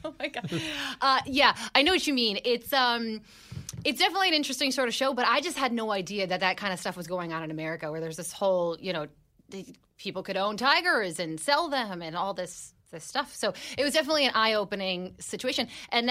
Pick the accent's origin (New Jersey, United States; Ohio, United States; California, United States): New Jersey, United States; I'm from New Jersey